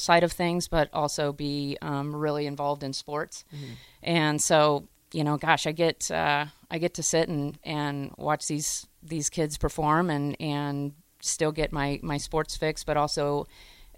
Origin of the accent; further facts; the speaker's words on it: Hays, Kansas, United States; growing up in Hayes, Kansas